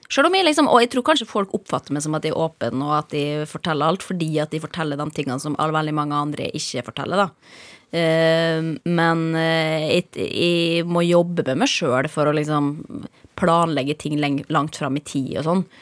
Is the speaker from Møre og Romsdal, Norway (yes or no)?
yes; Molde, Møre og Romsdal, Norway; Bodde mye på bygda også i perioder der ute, men da jeg vokste opp i Molde by, ja.